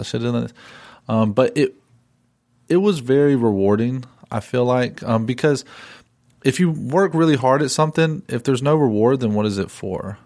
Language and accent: English; Drexel, North Carolina, United States; I grew up in Drexel, North Carolina, and, which is, it literally is a town with one stoplight